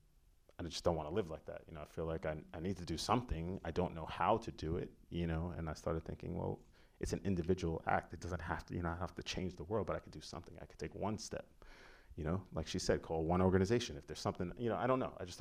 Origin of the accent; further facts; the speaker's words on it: New York City, New York, United States; growing up, I grew up in Staten Island